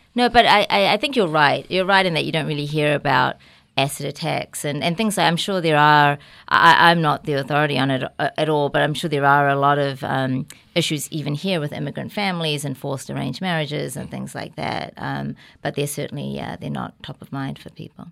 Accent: New Zealand; accent: New Zealand; now in New York, United States; I was really lucky to be born and raised in New Zealand.

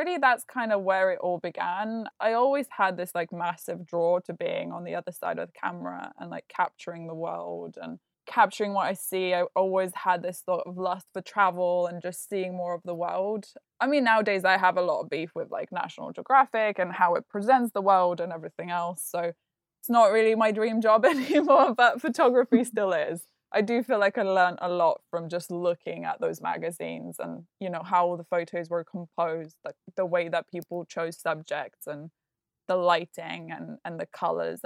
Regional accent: Lithuania; English is a second language; moved away; Lithuania, which is where I grew up.

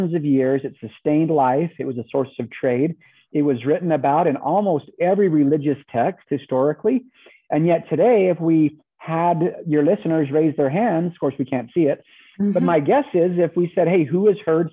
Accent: Southern Utah, United States; I grew up in Southern Utah, kind of Southern Central Utah.

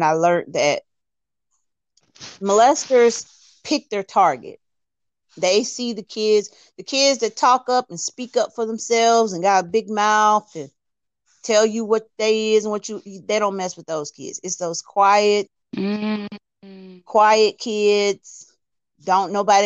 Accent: Alabama, United States; I'm from Alabama.

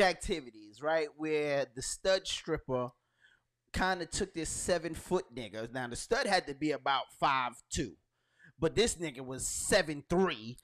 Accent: Brooklyn, New York, United States; I'm from Brooklyn

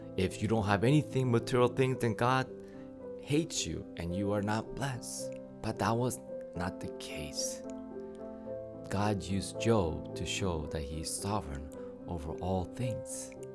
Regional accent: United States; you and I were raised here in the States

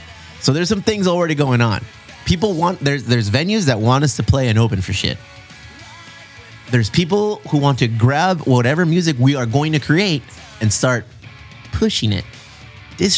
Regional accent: Chula Vista, California, United States

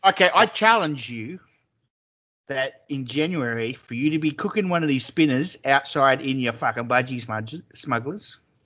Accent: Queensland, Australia; I'm a Queenslander

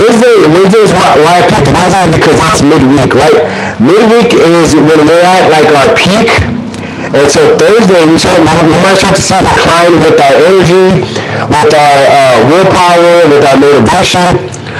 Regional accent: Corpus Christi, Texas, United States; also born or lived in Bay City, Texas; my mom decided to move us to a better city. And then that was Corpus Christi

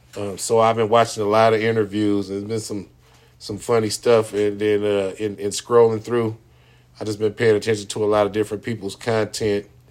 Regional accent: United States; I was born in the United States and multiple generations before me were born in the United States

